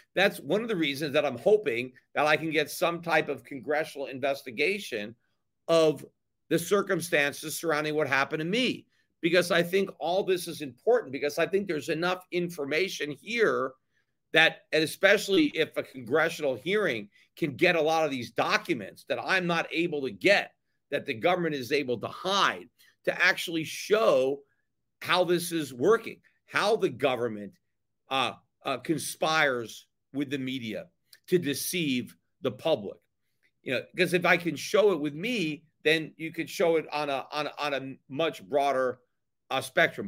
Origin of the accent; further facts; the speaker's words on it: United States; also born or lived in Connecticut; now in Puerto Rico; As an American, as a libertarian